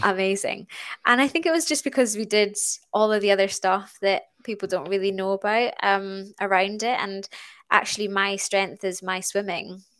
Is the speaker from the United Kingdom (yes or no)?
yes; Stornoway, Scotland, United Kingdom; I'm born and brought up in Stornoway on the Isle of Lewis, um, in the Outer Hebrides.